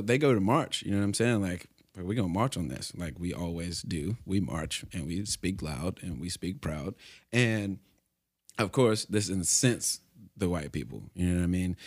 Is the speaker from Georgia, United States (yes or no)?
no; Alabama, United States; I'm from Alabama